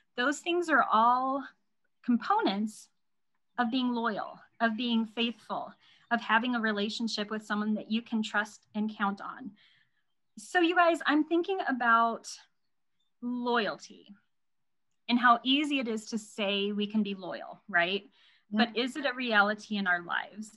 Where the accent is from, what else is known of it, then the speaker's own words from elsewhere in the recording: Indiana, United States; moved away as an adult; now in Nebraska, United States; I have married a man who lives in Nebraska and my I was raised in Indiana